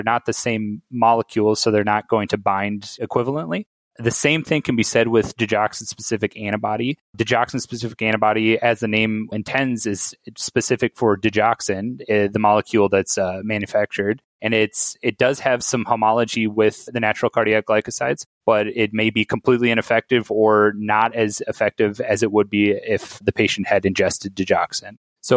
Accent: South Dakota, United States; moved away as an adult; now in Chicago, United States; I'm from South Dakota, so didn't really have great ties to Chicago

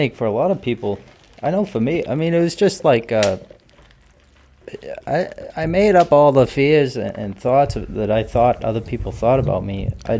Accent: Duxbury, Massachusetts, United States; Duxbury, South Shore.

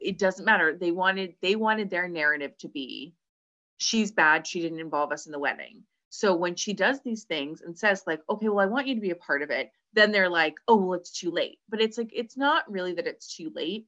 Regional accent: Orange County, California, United States; I'm from Orange County

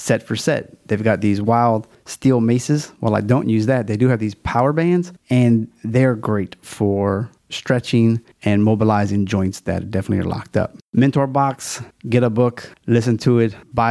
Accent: Louisiana, United States; It's my home state

